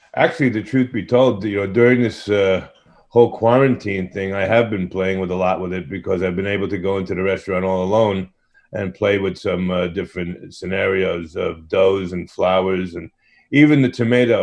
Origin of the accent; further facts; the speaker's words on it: New York City, New York, United States; growing up in Brooklyn, pizza has always been a passion